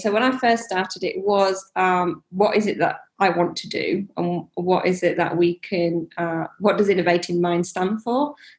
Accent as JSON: {"language": "English", "country": "India", "moved": "yes", "said": "So my parents have shops. I came over from India. My dad can't read or write"}